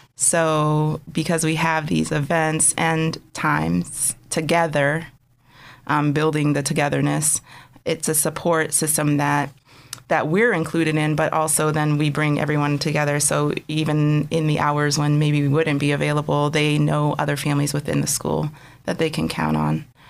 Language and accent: English; Conneaut, Ohio, United States; moved away as an adult; also born or lived in Altoona, Pennsylvania; now in Erie, United States; I was born in Altoona, but I grew up in Conneaut, Ohio